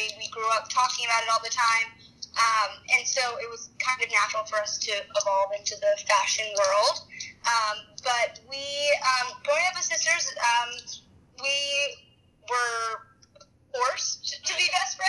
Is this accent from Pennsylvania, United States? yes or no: yes; outside of Philadelphia, Pennsylvania, United States; we grew up outside of Philadelphia, as you mentioned. Neely and I both went to high school as well, kindergarten through 12th grade at Agnes Irwin